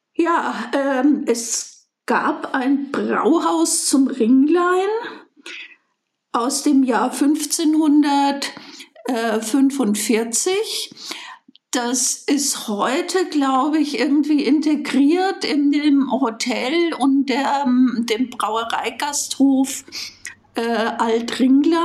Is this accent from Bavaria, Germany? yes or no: yes; Bayreuth, Bavaria, Germany; ich bin gebürtige Bayreutherin